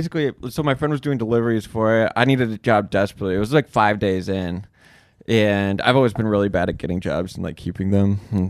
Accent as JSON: {"language": "English", "town": "Chicago", "region": "Illinois", "country": "United States", "moved": "as an adult", "said": "I'm from Chicago."}